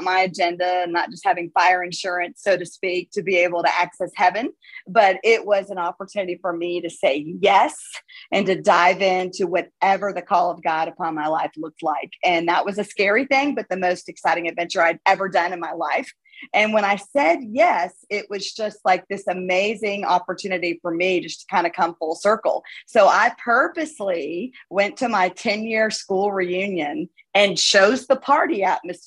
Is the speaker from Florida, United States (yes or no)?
yes; South Florida, United States; now in Birmingham, United States; I'm from South Florida and that's kind of way I'm used to that kind of environment from where I grew up